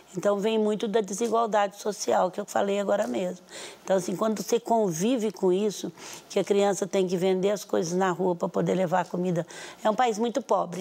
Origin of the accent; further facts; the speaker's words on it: Brazil; eu estou falando como brasileiro, brasileira agora